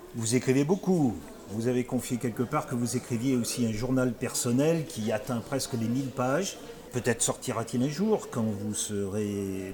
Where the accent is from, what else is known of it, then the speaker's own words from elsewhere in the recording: France; chez nous, chez nous, en France